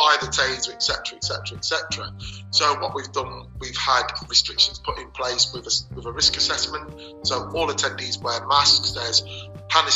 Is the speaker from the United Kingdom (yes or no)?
yes; Leicester, East Midlands, United Kingdom; Leicester was great. I can't knock Leicester as it was when I grew up.